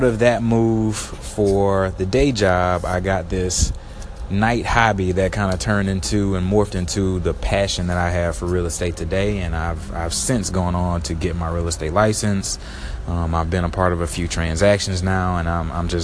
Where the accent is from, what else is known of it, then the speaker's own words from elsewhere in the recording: Baton Rouge, Louisiana, United States; moved away as an adult; also born or lived in San Antonio, Texas; now in Houston, United States; I'm originally born and raised in Baton Rouge, Louisiana